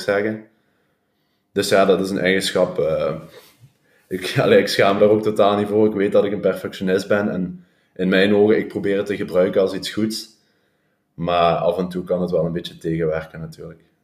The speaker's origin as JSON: {"language": "Dutch", "town": "Hechtel", "region": "Flanders", "country": "Belgium", "tie": "born or raised there", "said": "ik kom uit Hechtel. Heb ik heel mijn leven gewoond"}